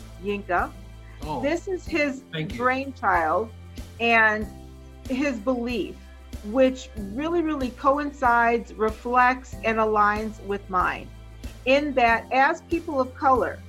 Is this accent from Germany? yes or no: no; Jamaica; now in United States; in all my years of living in this country, because I'm Caribbean, I'm from Jamaica